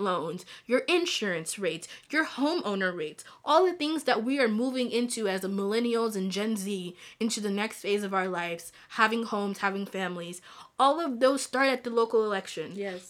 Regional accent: DR Congo; also born or lived in Rwanda; I'm from Congo, the Democratic Republic of Congo, hey, hey, and hey. I'm also from Rwanda

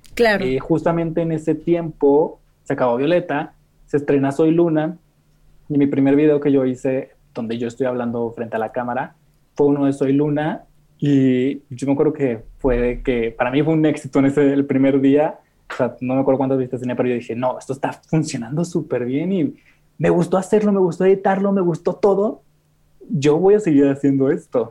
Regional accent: Monterrey, Nuevo León, Mexico; moved away as an adult; now in Mexico City, Mexico; nací en Monterrey, pero actualmente tengo cuatro meses viviendo en Ciudad de México

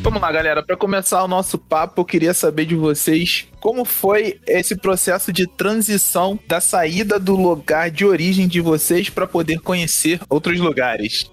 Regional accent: Rio de Janeiro, Brazil; todos nós somos da Zona Oeste, todos nós somos crias da AP5

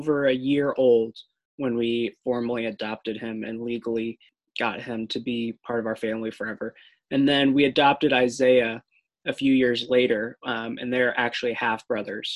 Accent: Kansas City, United States; moved away as an adult; now in Springfield, United States; I'm living in Springfield, but I'm originally from Kansas City, so I'm pretty much a Midwesterner through and through

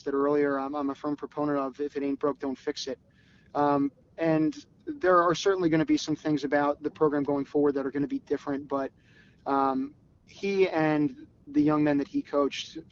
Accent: Philadelphia, Pennsylvania, United States; I grew up in the Philadelphia area.

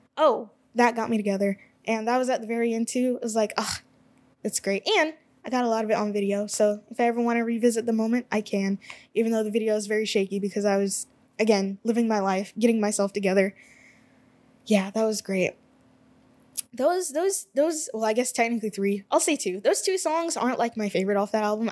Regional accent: United States; I am an American

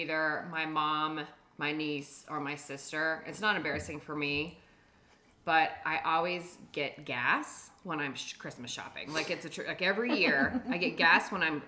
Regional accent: Dallas, Texas, United States; now in Denver, United States; from Dallas, Texas. I currently reside in Denver, Colorado

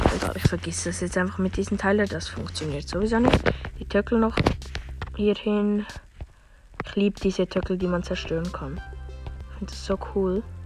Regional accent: Switzerland; ich bin Schweizer

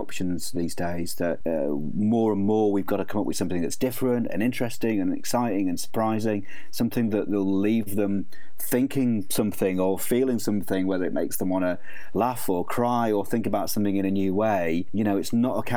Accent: Leeds, Yorkshire and the Humber, United Kingdom; I grew up on Ironwood, which is a big council estate in North Leeds.

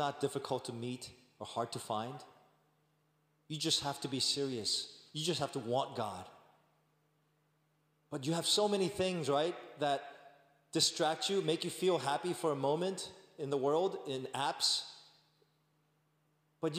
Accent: New York, United States; I'm from New York

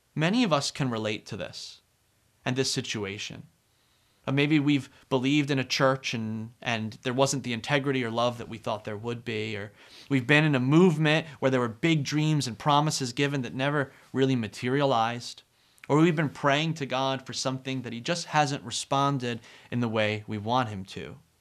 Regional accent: New Jersey, United States; I am from New Jersey

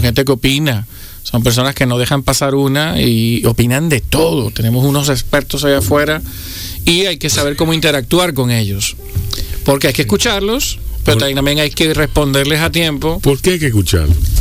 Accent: Dominican Republic; los dominicanos que somos frugales

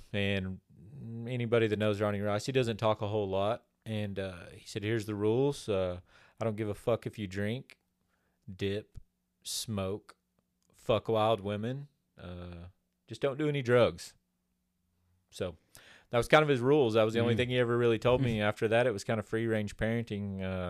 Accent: Oklahoma, United States; born there; I was born in Oklahoma. Don't hold it against me. I got here as quick as I could.

